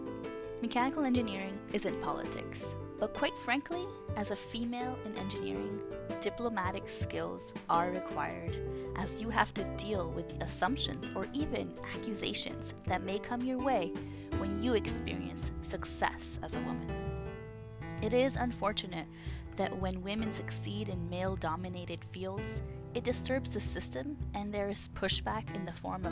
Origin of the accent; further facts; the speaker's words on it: Montreal, Quebec, Canada; also born or lived in Pakistan / United States; I'm a Pakistani-born Canadian, a Montrealer, and feel such a strong connection to you.